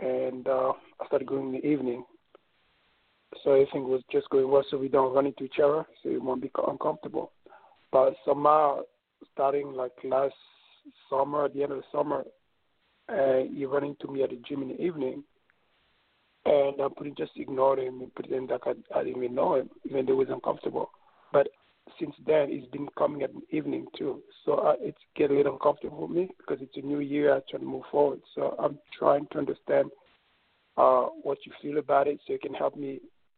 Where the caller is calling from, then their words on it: New York, United States; Yeah, this is … from New York.